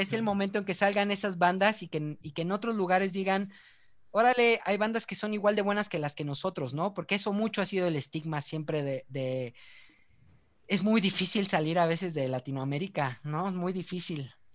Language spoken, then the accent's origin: Spanish; Mexico; somos mexicanos